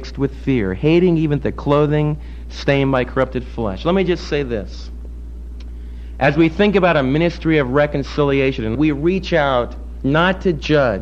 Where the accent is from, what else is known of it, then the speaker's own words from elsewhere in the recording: United States; as American believers